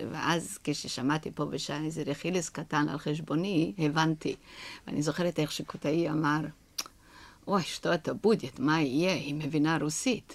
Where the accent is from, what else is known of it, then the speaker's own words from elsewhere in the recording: Romania; Hebrew is a second language; moved away as an adult; now in Israel; שכשעזבתי את רומניה, מכיוון שאני אה, נולדתי בבית של שחקנים